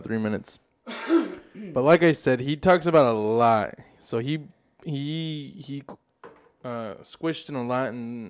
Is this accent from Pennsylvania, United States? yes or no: no; Des Moines, Iowa, United States; also born or lived in Mexico; I was born in Mexico, but I grew up here in Des Moines, you know. For me, it's like I'm always going to have a deep connection, you know, with my roots, with heritage, you know, with culture, with Mexico